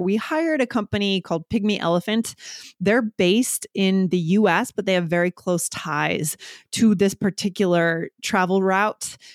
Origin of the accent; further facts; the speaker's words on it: New Hampshire, United States; moved away; also born or lived in New York / Boston; I grew up on the East Coast, nor-, I'd say the Northeast, so New Hampshire, and then I lived in New York and Boston for a number